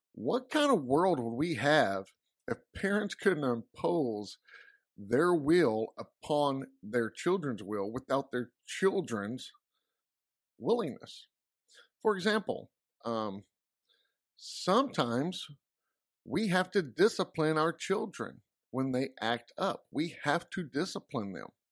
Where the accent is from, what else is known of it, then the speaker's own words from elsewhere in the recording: Texas, United States; I'm from Texas